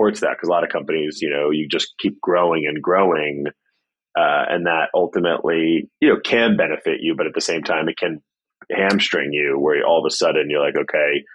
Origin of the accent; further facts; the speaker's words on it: New York City, New York, United States; I grew up in New York City.